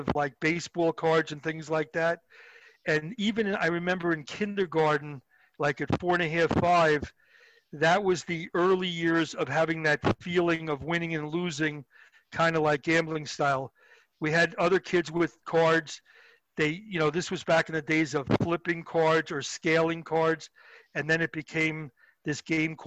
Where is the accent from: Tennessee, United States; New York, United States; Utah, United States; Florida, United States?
New York, United States; Long Island; I grew up in Long Island